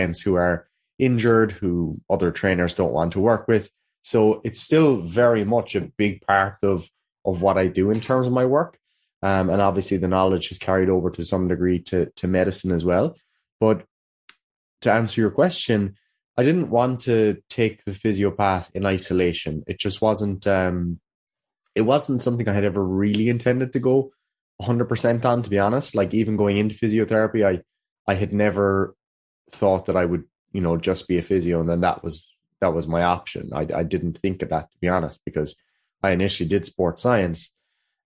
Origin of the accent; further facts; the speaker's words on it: Killarney, Munster, Ireland; I'm from Killarney, County Kerry, here in Ireland